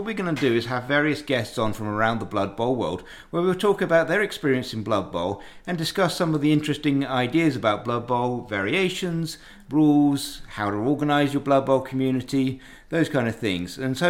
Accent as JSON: {"language": "English", "region": "England", "country": "United Kingdom", "moved": "yes", "lives_now": "Chattanooga, United States", "said": "I currently live in Chattanooga, but I'm originally from England."}